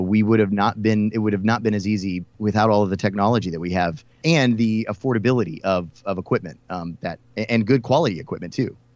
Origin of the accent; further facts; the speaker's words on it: Houston, Texas, United States; now in Dallas, United States; I'm Texas born and raised. I grew up in Houston.